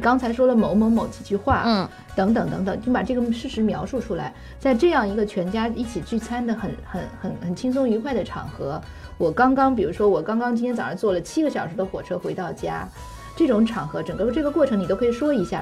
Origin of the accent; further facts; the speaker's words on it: China; 因为我们中国人说，就是说，一年无论做什么，春节都要回家过年